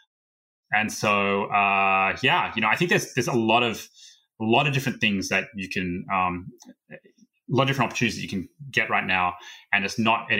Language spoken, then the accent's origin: English; Australia; moved away as an adult; now in United States; I'm originally from Australia and moved out to the States about 12 or so years ago